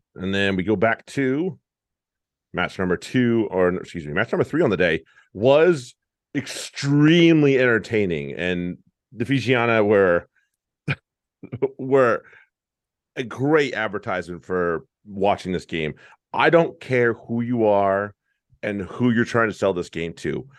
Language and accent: English; United States; We're American rugby fans.